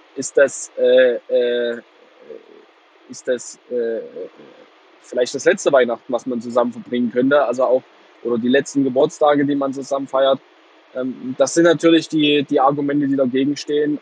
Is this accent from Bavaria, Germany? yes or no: no; Plauen, Saxony, Germany; moved away as an adult; now in Heilbronn, Germany; ich bin gebürtiger Vogtländer, aber ich lebe hier seit zehn Jahren nicht mehr